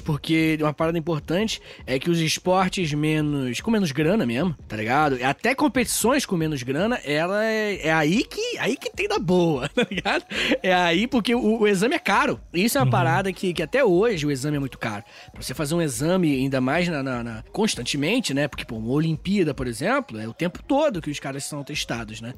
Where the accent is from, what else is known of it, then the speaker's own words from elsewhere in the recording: Brazil; a gente é brasileiro